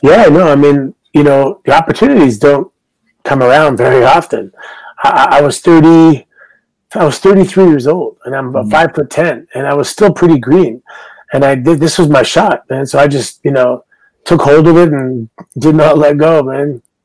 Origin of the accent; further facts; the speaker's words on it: Canada; I'm Canadian